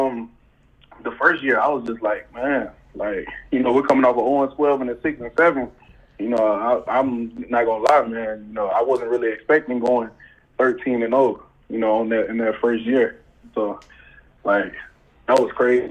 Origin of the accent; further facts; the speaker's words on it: Pensacola, Florida, United States; I'm from Pensacola, Florida